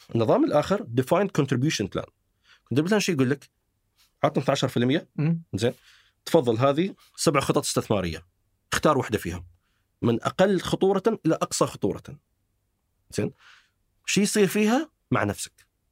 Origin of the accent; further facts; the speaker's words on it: United Arab Emirates; عندنا في الامارات